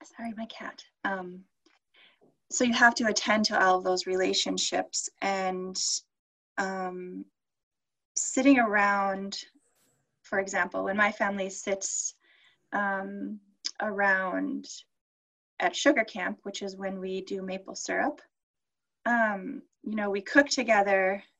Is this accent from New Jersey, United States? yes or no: no; Minneapolis, Minnesota, United States; moved away as an adult; also born or lived in Bemidji, Minnesota; I grew up in South Minneapolis